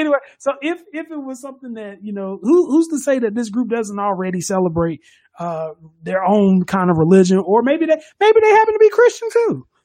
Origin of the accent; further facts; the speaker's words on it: United States; we're from America